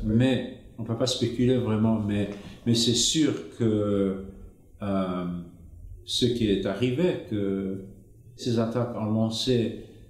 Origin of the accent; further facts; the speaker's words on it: Zimbabwe; moved away as an adult; J'ai grandi en Afrique. Euh, au Zimbabwe. À l'époque, c'était la colonie anglaise, la Rhodésie